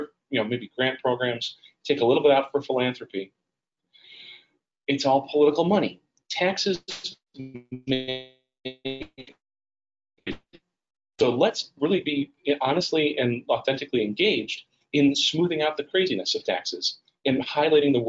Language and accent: English; Berwyn, Illinois, United States; my hometown of Berwyn, Illinois